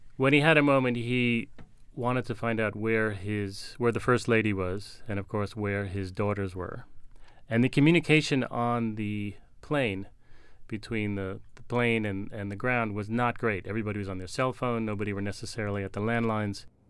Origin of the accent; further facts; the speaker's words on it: New York City, New York, United States; As a New Yorker